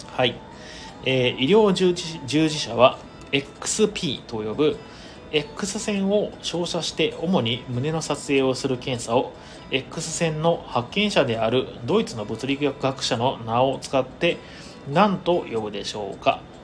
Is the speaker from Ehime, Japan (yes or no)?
yes; Ehime, Japan; 地元の愛媛県